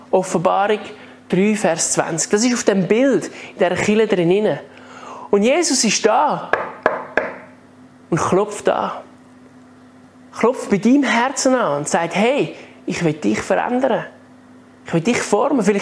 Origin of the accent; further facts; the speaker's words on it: Switzerland; Die haben Zürich nicht gekannt, aber sie haben gesagt, kennst du Männendorf als Schweizer? Und ich so, ja, Männendorf kenne ich auch. Das ist ja gerade da hinten.